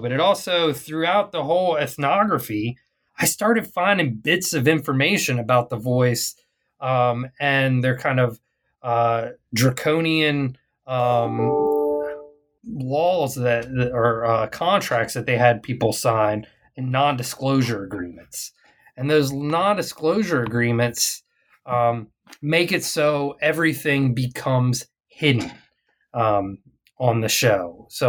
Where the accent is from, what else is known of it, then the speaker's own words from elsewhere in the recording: Arlington, Texas, United States; it came to my hometown. So Arlington, Texas is the place kind of in the Dallas-Fort Worth Metroplex